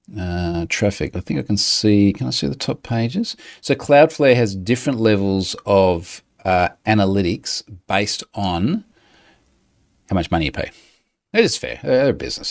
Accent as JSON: {"language": "English", "country": "Australia", "said": "I'm an Australian"}